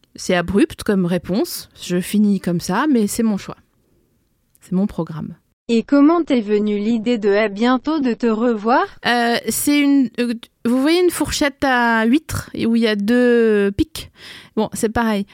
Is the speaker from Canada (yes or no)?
no; Vosges and Alsace, Grand Est, France; moved away as an adult; also born or lived in Lille; je suis née dans les Vosges le 22 février 1984. J'ai grandi entre les Vosges et l'Alsace.